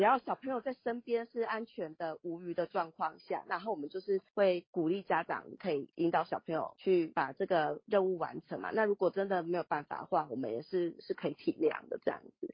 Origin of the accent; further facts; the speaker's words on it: Taiwan; 对我们台湾人民可能 来讲